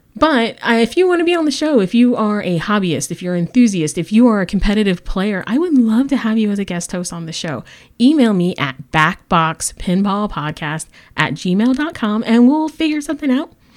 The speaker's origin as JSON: {"language": "English", "town": "San Antonio", "region": "Texas", "country": "United States", "tie": "born or raised there", "said": "I'm the league coordinator for Bells and Chimes San Antonio, Texas. That is my hometown"}